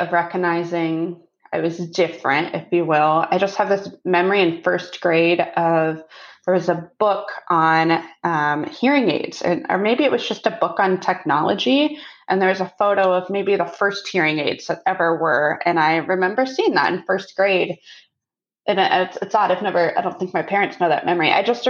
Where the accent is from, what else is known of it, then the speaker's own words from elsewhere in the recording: Columbus, Ohio, United States; Oh, Columbus, Ohio.